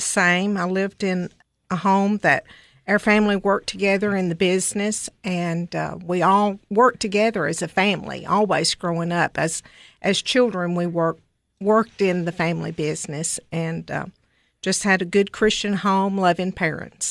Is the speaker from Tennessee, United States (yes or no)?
yes; Cookeville, Tennessee, United States; I grew up in Cookville, was, uh, raised here